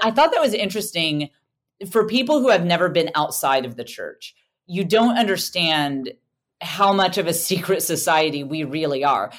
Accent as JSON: {"language": "English", "country": "United States", "said": "I'm an American"}